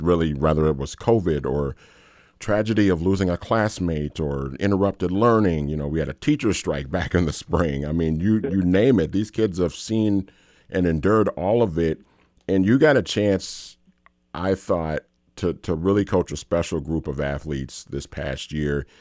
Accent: St. Paul, Minnesota, United States; I grew up in St. Paul

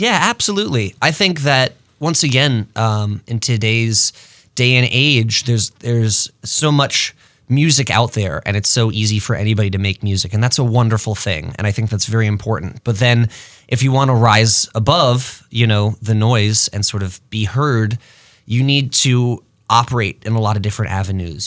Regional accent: Rochester, New York, United States; also born or lived in Los Angeles; now in Twin Cities, United States; I'm from Rochester, New York. I moved here in two thousand ten

